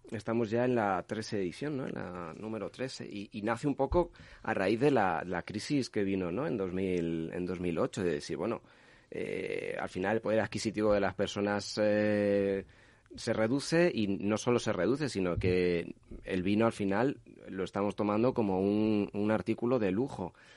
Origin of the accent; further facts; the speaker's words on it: Castilla-La Mancha, Spain; como manchego que soy